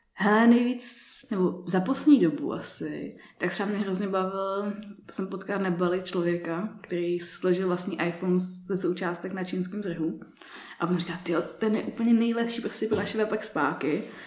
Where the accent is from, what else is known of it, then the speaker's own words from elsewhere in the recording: Prague, Czechia; jak jsem vyrostla v Praze